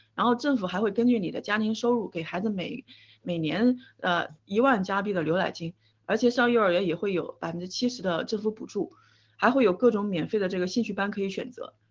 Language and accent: Chinese; China; moved away; 我是从墙内出来的